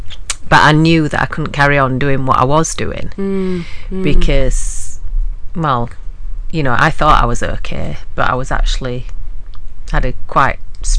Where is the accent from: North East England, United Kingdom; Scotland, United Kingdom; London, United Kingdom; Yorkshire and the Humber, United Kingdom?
Yorkshire and the Humber, United Kingdom; Huddersfield; Huddersfield University, which is my hometown